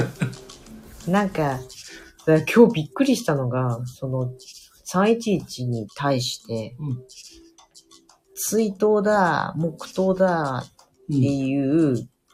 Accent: Hokkaido, Japan; 北海道人だからさ

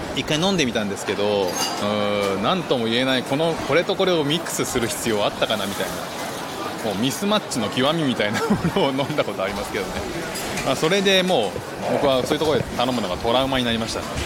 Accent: Japan; moved away as an adult; now in Singapore; 僕は12月まではずっと日本にで生きてきたんで

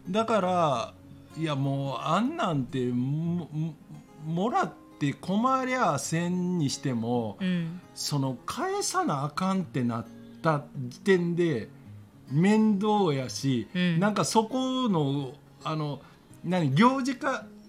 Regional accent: Osaka, Japan; 俺は大阪市内で生まれ育ってるから

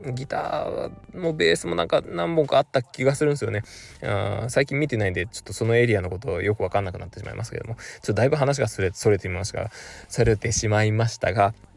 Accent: Kurume, Fukuoka, Japan; moved away; 僕の地元久留米にはですね

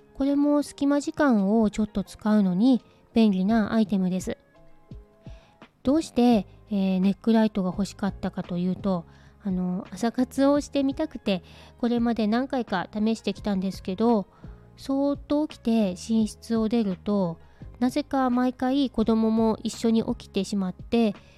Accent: Hokkaido, Japan; 私は北海道出身なんですけど

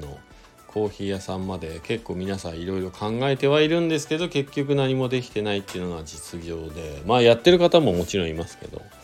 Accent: Shizuoka, Japan; now in Hakuba, Japan; 静岡地元が静岡なんですけど帰って

